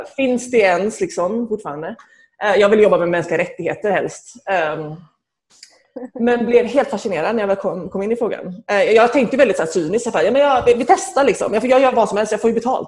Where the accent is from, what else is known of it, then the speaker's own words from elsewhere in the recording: Gothenburg, Västra Götaland, Sweden; moved away as an adult; now in Geneva, Switzerland; jag växte upp i Angered.